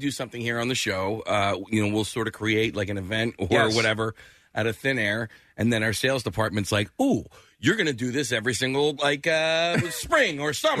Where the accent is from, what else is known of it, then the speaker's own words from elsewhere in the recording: Delaware County, Pennsylvania, United States; all these people that I grew up in Delaware County